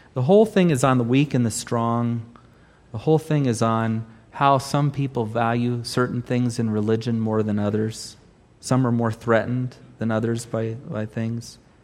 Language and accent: English; Southern California, United States; not only am I Californian, I'm Southern Californian.